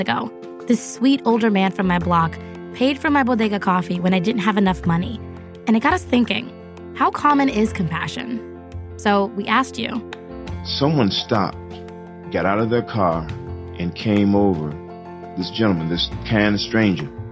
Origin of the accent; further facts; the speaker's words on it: New York, United States; I'm from New York